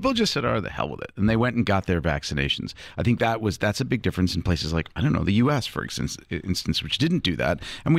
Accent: Connecticut, United States; Connecticut, my home state

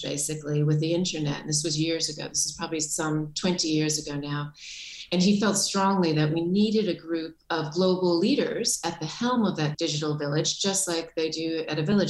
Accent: Boston, Massachusetts, United States; moved away; I'm from Boston.

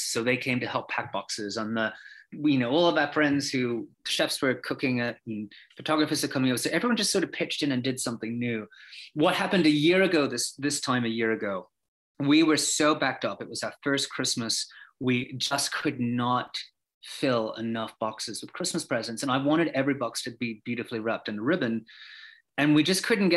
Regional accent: Australia; also born or lived in London; now in United States; I'm originally from Australia, even though I lived in London for bits before I moved here.

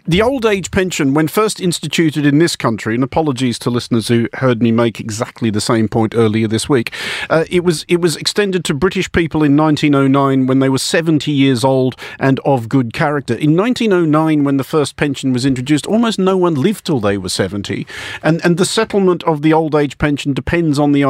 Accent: Australia; moved away as an adult; when I first came to Europe as a young Australian idiot with a rucksack

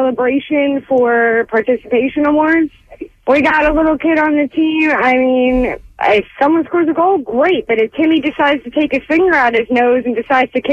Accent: Philadelphia, Pennsylvania, United States; I'm from South Philly. Grew up there my whole life.

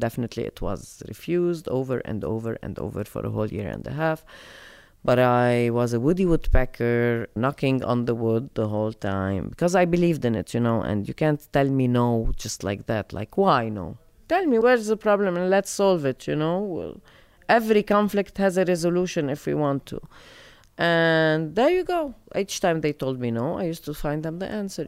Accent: Lebanon; moved away as an adult; also born or lived in United States; I come back to Lebanon from the States

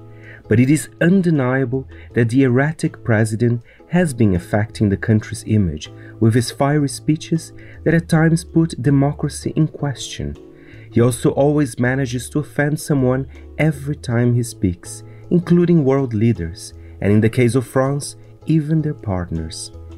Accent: Brazil; When I mention I'm from Brazil, some people used to think of this.

